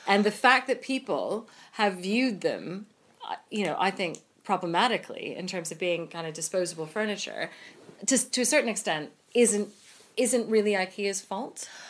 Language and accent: English; United States; So I'm American